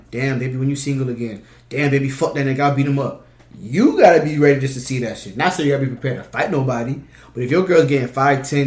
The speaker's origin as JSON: {"language": "English", "town": "Boynton Beach", "region": "Florida", "country": "United States", "said": "I'm from Boynton"}